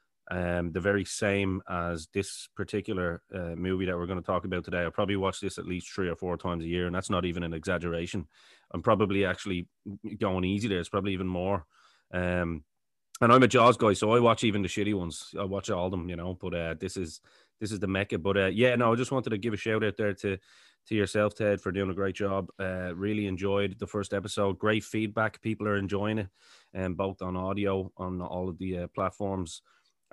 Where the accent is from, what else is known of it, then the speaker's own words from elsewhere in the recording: Ireland; I'm Irish as well